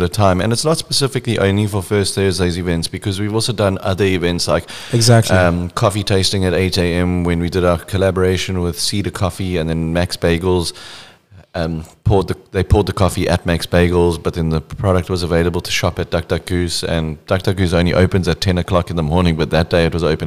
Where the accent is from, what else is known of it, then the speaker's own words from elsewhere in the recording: South Africa; we are all South African